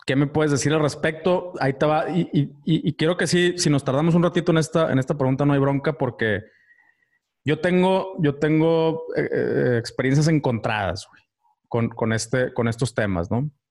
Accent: Ciudad Victoria, Tamaulipas, Mexico; moved away; mi pueblo natal

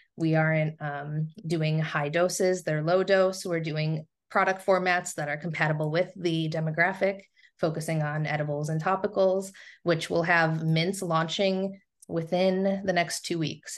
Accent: Southern Tier, upstate New York, United States; now in Rochester, United States; my native region of upstate New York is the Southern Tier

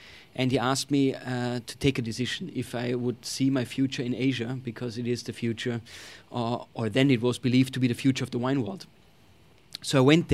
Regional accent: Tyrol, Austria; moved away as an adult; now in United States; I grew up in Austria, in Tyrol, which is where the Alps are.

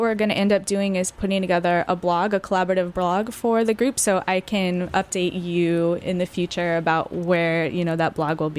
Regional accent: San Francisco, California, United States; now in New York City, United States; I'm from San Francisco

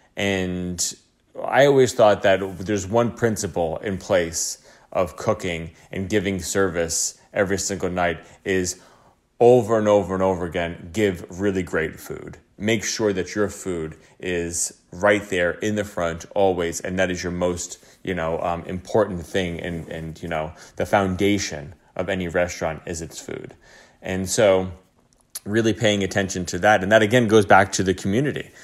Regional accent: upstate New York, United States; moved away as an adult; now in Tulum, Mexico; I'm from upstate New York, um, and I've been living in the city for, you know, over twelve years

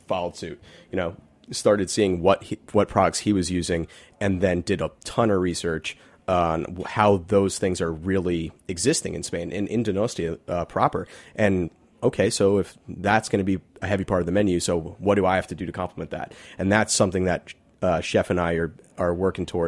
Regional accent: New York, United States; I'm from Manhattan, so I don't really get out here so much

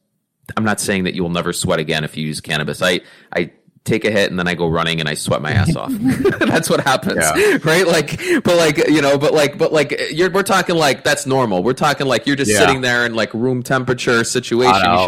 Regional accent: Northeast, United States; growing up in the Northeast

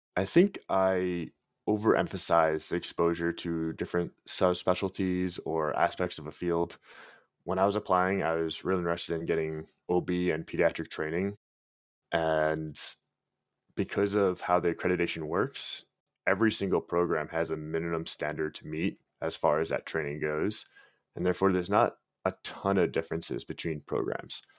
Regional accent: Long Island, New York, United States; I'm from Long Island, New York

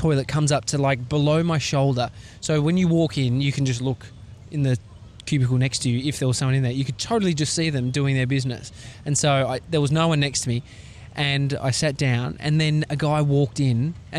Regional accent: Australia; I'm an Aussie

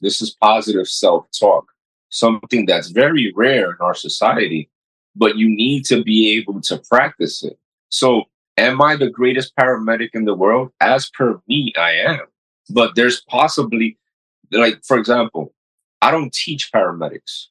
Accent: New York City, New York, United States; also born or lived in Dominican Republic; I was raised in Corona, Queens which is still one of the poorest neighborhoods

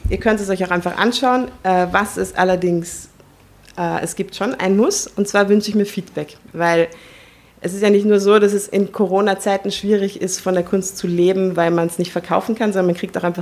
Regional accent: Tuscany, Italy; aufgewachsen in der Toskana. Als ich mhm. vier war, sind meine Eltern äh, nach, in die Toskana gezogen und wenn ich nach Hause fahre, fahre ich nach Italien.

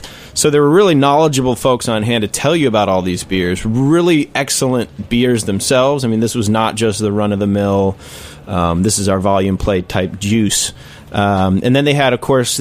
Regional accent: Chicago, Illinois, United States; moved away; I'm from Chicago

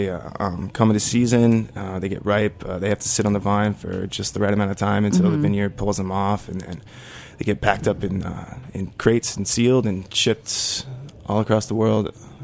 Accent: Fort Collins, Colorado, United States; now in Brooklyn, United States; I come from Fort Collins, Colorado, the home of amazing beer.

